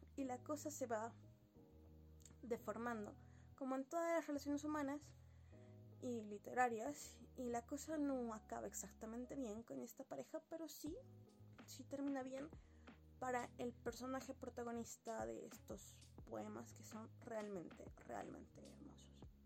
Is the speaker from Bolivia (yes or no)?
yes; Sucre, Chuquisaca, Bolivia; yo soy boliviana y soy de la ciudad de Sucre